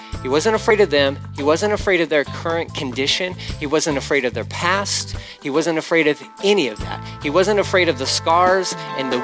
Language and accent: English; Galveston, Texas, United States; I'm Galveston. Galveston. Where's that? Texas.